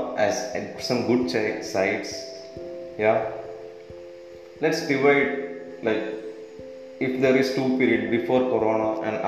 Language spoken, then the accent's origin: English; Kerala, India; I'm from Kerala, God's own country in India